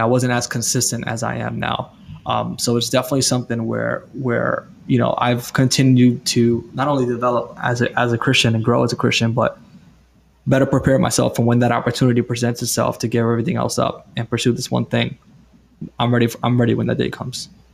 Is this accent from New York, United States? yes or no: yes; New York City, New York, United States; now in Florida, United States; I'm from New York City